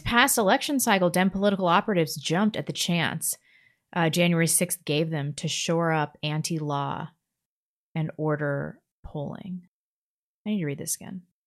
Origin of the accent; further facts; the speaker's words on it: Missouri, United States; I'm from Missouri, which isn't even really a southern state